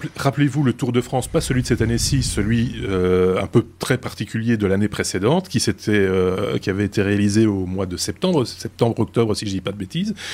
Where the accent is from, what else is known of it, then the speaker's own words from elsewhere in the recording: Belgium; chez nous en Belgique